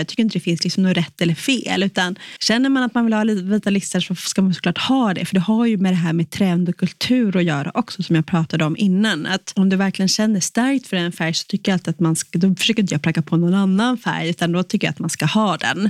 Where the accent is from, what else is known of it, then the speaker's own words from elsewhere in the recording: Sweden; som svensk